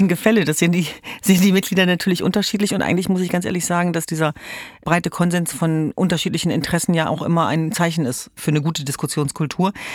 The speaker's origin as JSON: {"language": "German", "town": "Hanover", "region": "Lower Saxony", "country": "Germany", "moved": "yes", "said": "Ich komme ja ursprünglich aus Hannover"}